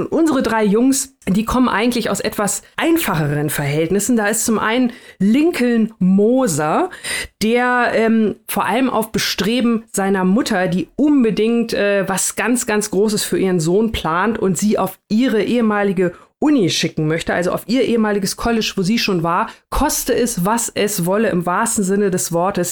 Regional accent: Germany; wir als ähm, Deutsche

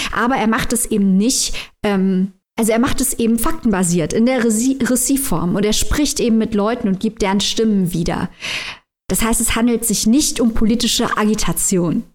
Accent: Germany; wir als Deutsche

